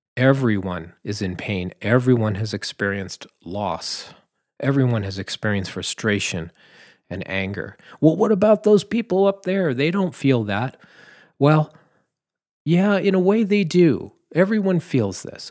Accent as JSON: {"language": "English", "region": "Southern California", "country": "United States", "said": "I'm from California, you know. Southern California"}